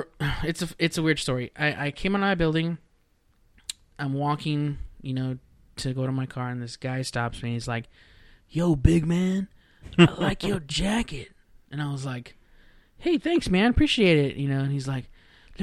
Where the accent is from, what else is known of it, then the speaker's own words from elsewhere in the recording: Rio Grande Valley, South Texas, United States; now in Dallas, United States; I'm from deep South Texas, like right around the border, the Rio Grande Valley